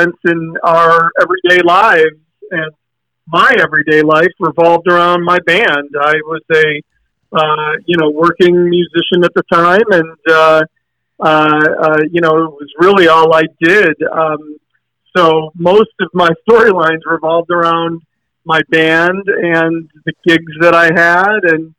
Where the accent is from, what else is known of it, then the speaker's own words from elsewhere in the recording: Detroit, Michigan, United States; moved away as an adult; also born or lived in New York; Rain Dance was a band a group of guys that I grew up with in Detroit